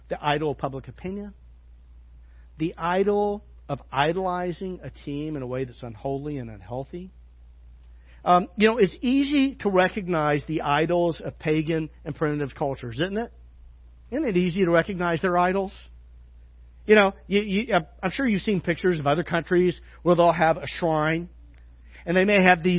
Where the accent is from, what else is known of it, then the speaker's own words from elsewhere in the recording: Arkansas, United States; now in Fairfield, United States; I'm from Arkansas. You know what that means? That means we're very religious.